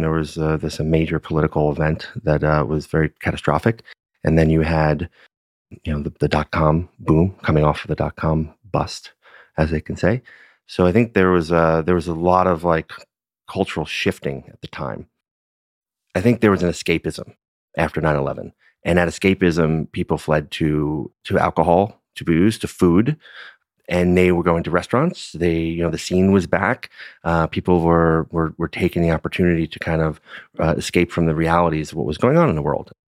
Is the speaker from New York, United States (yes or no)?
yes; New York City, New York, United States; now in Napa Valley, United States; Born and raised in Brooklyn